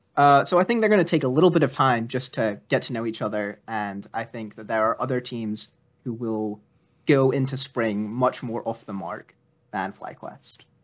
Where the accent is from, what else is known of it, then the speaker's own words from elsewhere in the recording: Texas, United States; moved away as an adult; now in England; I lived in Texas for between the ages of seven to eighteen, but I was born in England and I live in England now.